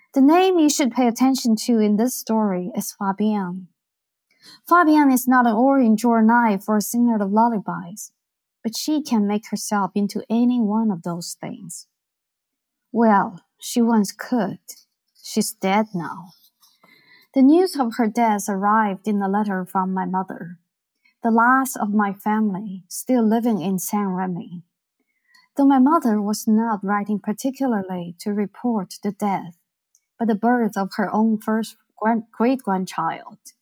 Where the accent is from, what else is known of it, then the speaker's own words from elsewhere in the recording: Beijing, China; I grew up in Beijing, which was a very gray, black, green, you know, dark place.